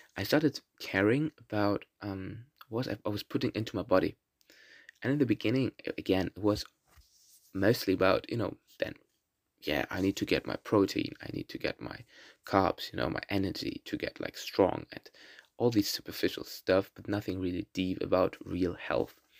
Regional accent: Berlin, Germany; first language German and Russian; English is a second language; I'm from Berlin, born in Berlin and Germany, and live here since I was born here.

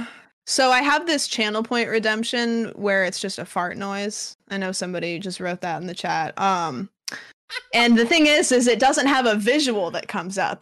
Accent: Pacific Northwest, United States; I am from the Pacific Northwest

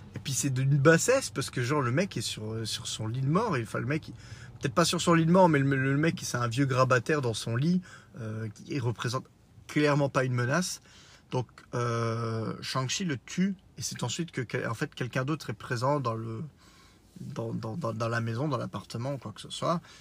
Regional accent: Lorraine, Grand Est, France; accent: Lorrain; mon accent lorrain un peu trop proéminent.

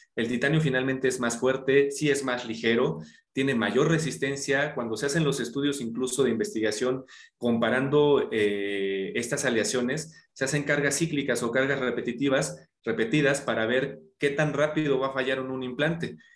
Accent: Mexico City, Mexico; yo nací aquí en la Ciudad de México

